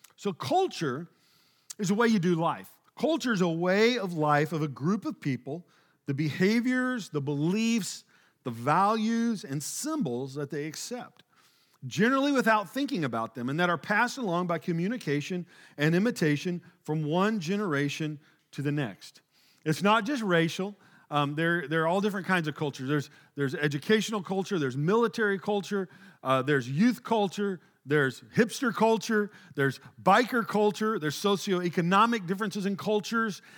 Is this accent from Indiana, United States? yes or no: no; Oklahoma, United States; moved away as an adult; also born or lived in Springfield, Missouri; now in Texas, United States; I grew up in this small rural town, Oklahoma